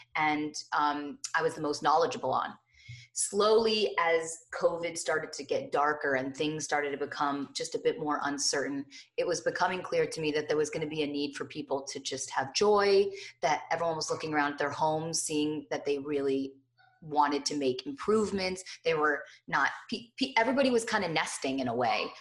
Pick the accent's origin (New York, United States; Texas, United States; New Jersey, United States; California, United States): New Jersey, United States; Morristown; I grew up in Morristown, New Jersey